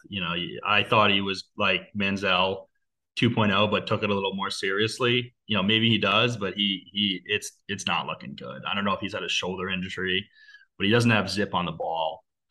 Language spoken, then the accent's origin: English; Connecticut, United States; I grew up in Connecticut